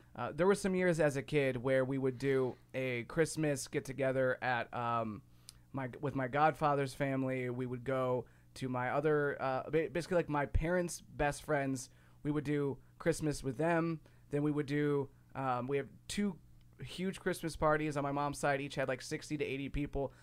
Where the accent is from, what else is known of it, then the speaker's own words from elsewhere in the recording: Ohio, United States; now in Chicago, United States; growing up where I grew up in Ohio versus, or, and also i-, here in Chicago